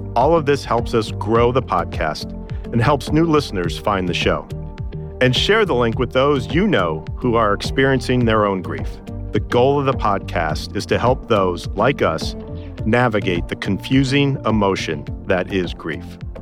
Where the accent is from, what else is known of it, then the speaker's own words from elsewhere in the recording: Chicago, Illinois, United States; here in Chicago, in my hometown